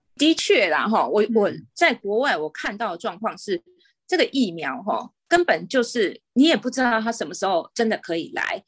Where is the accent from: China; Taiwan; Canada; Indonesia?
Taiwan; moved away as an adult; now in Singapore; 身为台湾人好骄傲